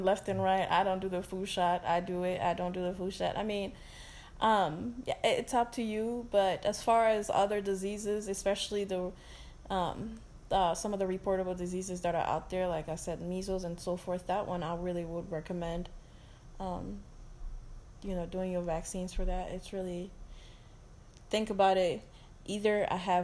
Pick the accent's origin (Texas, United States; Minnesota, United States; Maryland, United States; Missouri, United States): Minnesota, United States; I'm from Minnesota